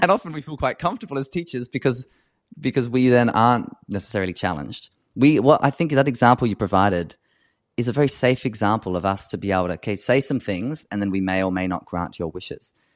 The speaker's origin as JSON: {"language": "English", "country": "Australia", "said": "an Australian white cisgender man"}